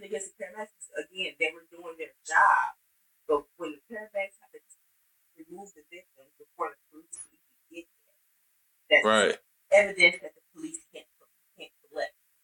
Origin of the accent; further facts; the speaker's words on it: Flint, Michigan, United States; also born or lived in Lansing, Michigan; as someone born and raised in Flint, still has family in Flint, who is in Flint a lot